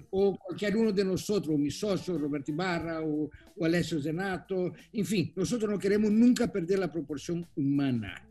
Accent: Italy; Spanish is a second language; Yo soy italiano, tienen que entender.

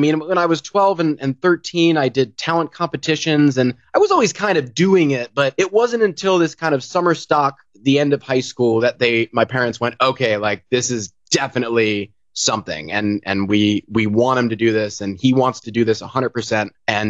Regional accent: Sudbury, Massachusetts, United States; also born or lived in Merrick, Long Island, New York / Seattle; now in Los Angeles, United States; Long Island, actually, of all places. And then I spent like a year there, and I didn't know what was going on because I was one. And then we moved to Sudbury, Massachusetts, where I grew up, and that's Sudbury, Massachusetts, born and raised.

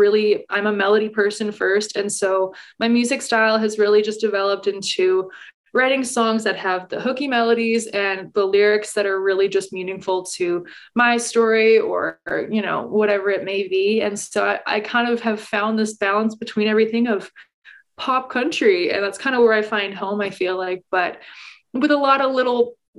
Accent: Calgary, Alberta, Canada; So I am a pop country singer-songwriter from Calgary, Alberta. I am born and raised in Calgary, and I have kind of been performing all throughout Alberta for the last like 5 or 6 years.

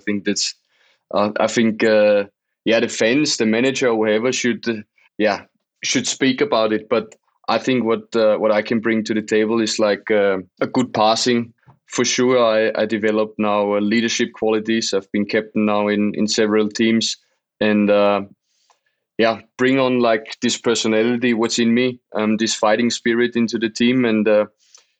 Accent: Austria; moved away as an adult; now in Leeds, United Kingdom; We always watched in Austria, it was always a big thing to get to watch Premier League

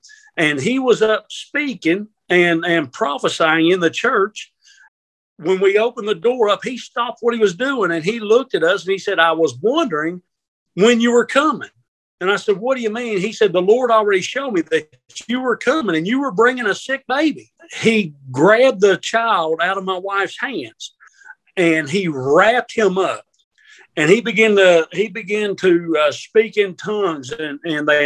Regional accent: Kentucky, United States; also born or lived in Baltimore, Maryland; We moved from Baltimore to Kentucky

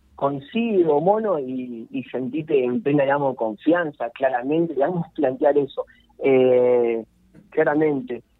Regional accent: Arrecifes, Buenos Aires Province, Argentina; now in Rosario, Argentina; mi pueblo, Arrecife, yo vengo allá de los pagos del noroeste de la provincia de Buenos Aires, Arrecife

